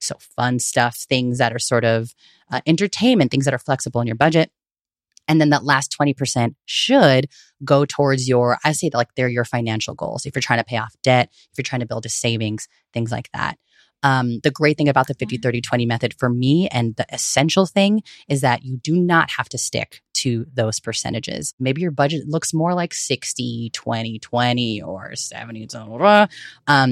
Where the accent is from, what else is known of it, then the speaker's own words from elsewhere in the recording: Bay Area, California, United States; I am born and raised in the Bay Area, also known as unceded Ohlone territory